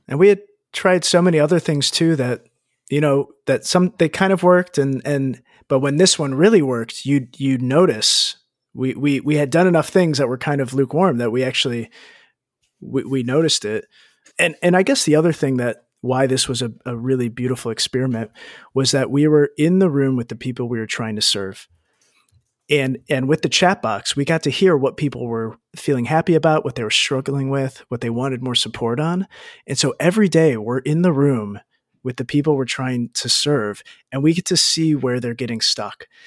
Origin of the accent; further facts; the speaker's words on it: United States; moved away as an adult; I grew up in the States